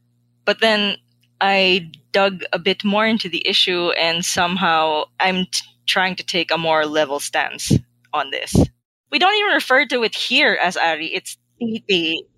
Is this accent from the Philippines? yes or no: yes; Philippines; We here in the motherland